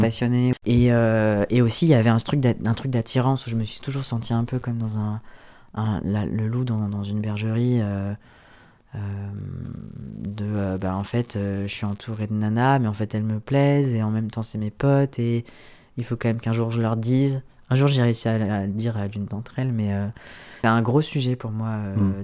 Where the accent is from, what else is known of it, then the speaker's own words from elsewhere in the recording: Ardèche, Auvergne-Rhône-Alpes, France; moved away as an adult; also born or lived in Belgium; Je suis née en Ardèche, j'ai grandi dans une petite ville